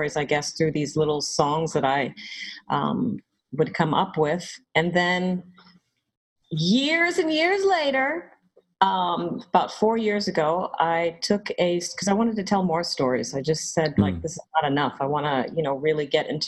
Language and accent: English; Georgia, United States; moved away; also born or lived in Atlanta / New York; I grew up in Georgia